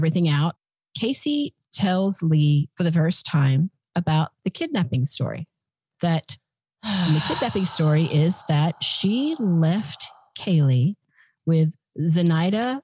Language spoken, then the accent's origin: English; Australia; as an Australian